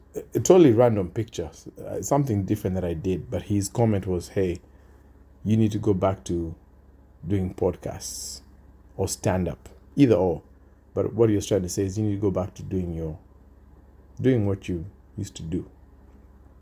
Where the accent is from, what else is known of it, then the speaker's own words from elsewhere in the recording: Kenya; now in Australia; my home country, Kenya